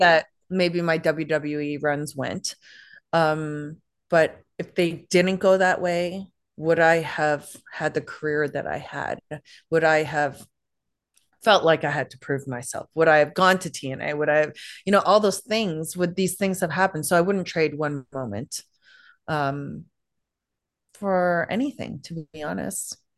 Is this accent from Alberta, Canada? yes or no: no; Toronto, Ontario, Canada; I grew up in Canada, so I had to learn French